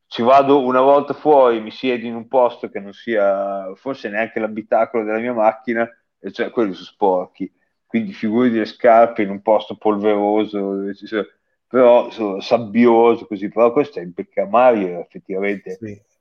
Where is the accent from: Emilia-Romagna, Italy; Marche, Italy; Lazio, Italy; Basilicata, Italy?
Emilia-Romagna, Italy; si capisce che sono romagnolo